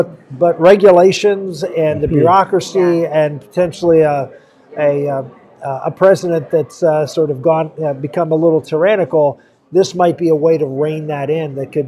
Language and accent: English; Pennsylvania, United States; I come from Pennsylvania, and we don't have a whole lot of federal lands in Pennsylvania.